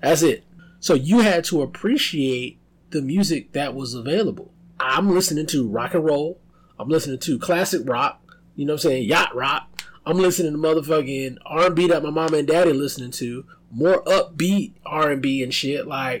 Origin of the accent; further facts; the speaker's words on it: Atlanta, Georgia, United States; I don't have to listen to Bay music because I'm from Atlanta. Atlanta has its own music thing going on.